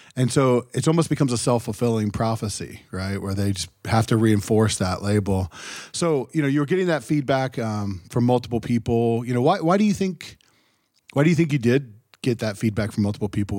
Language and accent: English; Ohio, United States; growing up in Ohio, we had some of that too